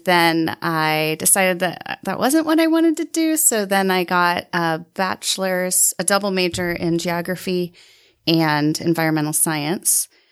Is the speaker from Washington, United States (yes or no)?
no; central Illinois, United States; moved away as an adult; now in Utah, United States; I grew up in central Illinois.